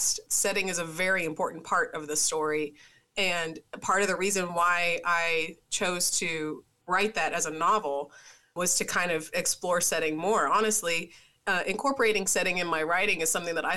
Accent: Tennessee, United States; I'm from Tennessee.

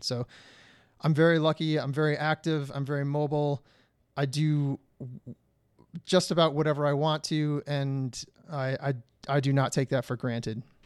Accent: Detroit, Michigan, United States; moved away; I'm originally from Detroit, Michigan, where the winters are brutal

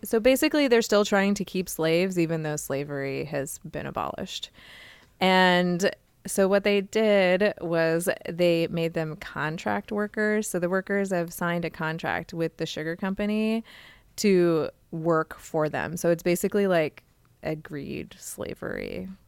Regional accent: Phoenix, Arizona, United States; I'm from Phoenix

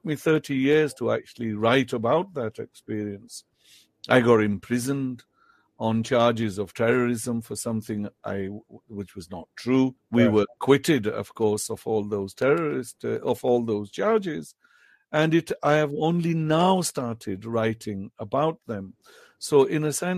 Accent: United Kingdom; first language Potohari; English is a second language; growing up in Britain

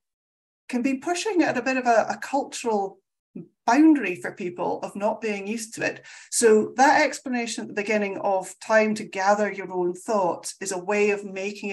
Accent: Scotland, United Kingdom; I'm Scottish. We talk very fast

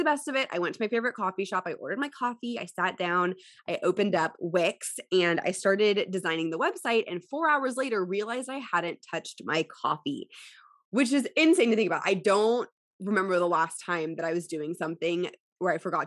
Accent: Houston, Texas, United States; also born or lived in College Station; Houston, which is my hometown

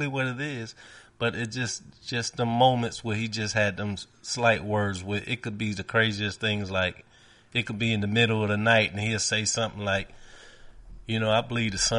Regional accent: New York City, New York, United States; as a young man growing up in New York and Brooklyn

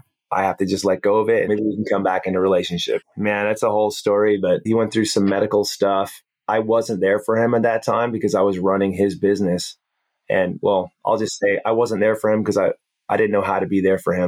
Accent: Hawaii, United States; we grew up in Hawaii

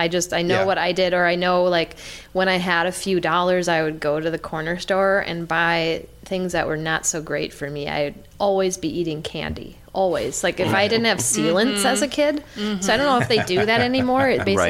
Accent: Minneapolis, Minnesota, United States; I grew up near Powderhorn Park

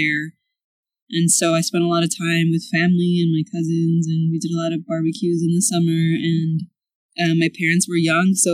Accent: Chicago, Illinois, United States; now in Houston, United States; we grew up in the South Side, like in the Back of the Yards neighborhood

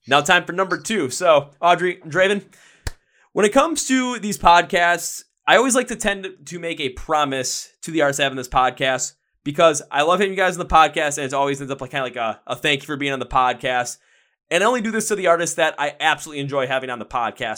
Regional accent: Milwaukee, Wisconsin, United States; I'm from Milwaukee, Wisconsin. I'm from the place where, you know, beer flows like water.

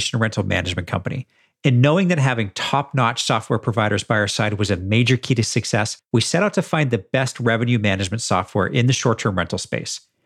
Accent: Edmonton, Alberta, Canada; my hometown of Edmonton, Alberta in Canada

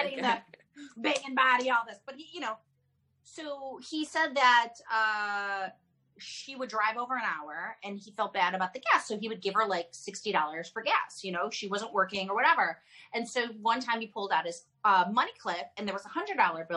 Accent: Chicago, Illinois, United States; now in California, United States; I'm from Chicago

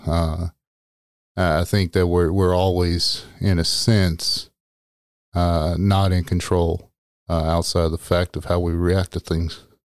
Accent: Texas, United States; also born or lived in Arizona; I am from Texas.

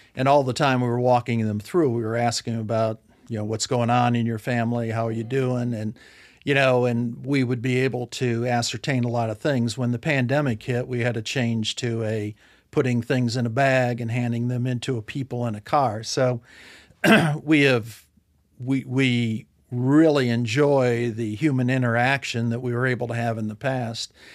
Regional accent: Ohio, United States; moved away as an adult; now in Arkansas, United States; we both were born and raised in Ohio the whole time

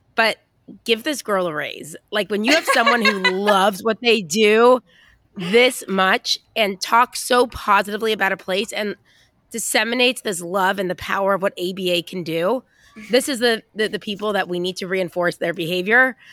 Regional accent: United States; I'm American

